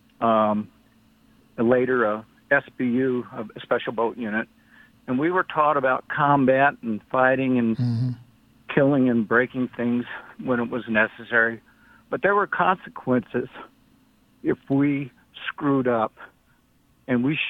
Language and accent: English; Christian County, Kentucky, United States; now in Texas, United States; I'm from Christian County, Kentucky, originally